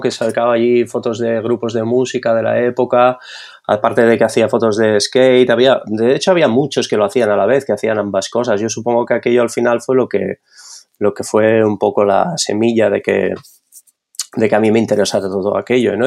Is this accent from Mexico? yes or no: no; Barcelona, Catalonia, Spain; also born or lived in Madrid / Netherlands / London; soy de Barcelona, nacido aquí, he vivido la mayor parte de mi vida aquí